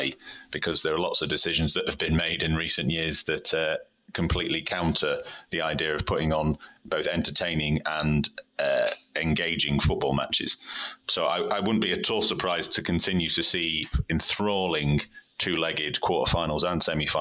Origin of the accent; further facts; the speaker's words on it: Manchester, North West England, United Kingdom; I'm from Manchester